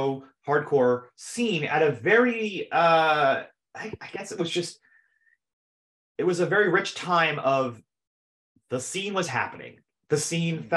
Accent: Long Island, New York, United States; We grew up on Long Island, never in Long Island

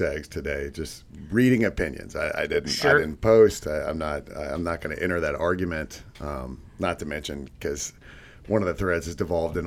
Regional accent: Texas, United States; I grew up in Texas

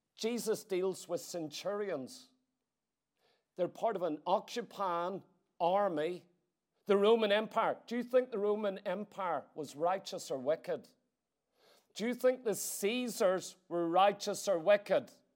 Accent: Ireland; As an Irish citizen

